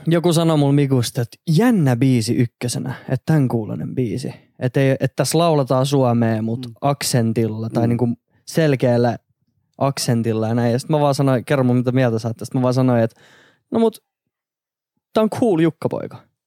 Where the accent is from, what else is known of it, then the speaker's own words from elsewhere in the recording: Turku, Southwest Finland, Finland; now in Helsinki, Finland; mä oon siis Turusta kotoisin alun perin